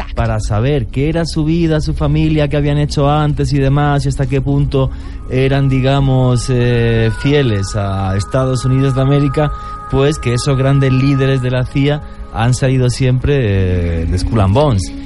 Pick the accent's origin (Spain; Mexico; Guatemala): Spain; moved away; España, en mi país